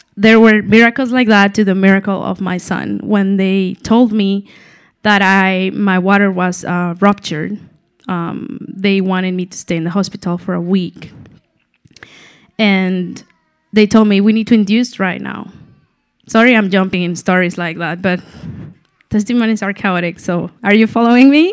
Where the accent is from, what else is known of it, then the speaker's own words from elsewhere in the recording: Mexico City, Mexico; moved away as an adult; I'm from Mexico City. I've been living here just for six years. I moved here for my husband, Paul